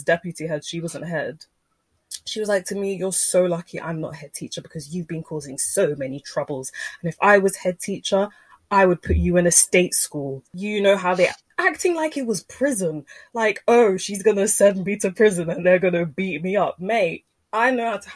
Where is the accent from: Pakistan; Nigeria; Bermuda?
Nigeria; I'm Nigerian